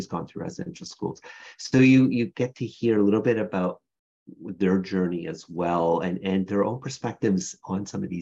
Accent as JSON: {"language": "English", "town": "Kahnawake", "region": "Quebec", "country": "Canada", "tie": "born or raised there", "moved": "yes", "lives_now": "Toronto, Canada", "said": "I am Mohawk from Ganawage, which is a community just outside of Montreal, so actually where I was raised"}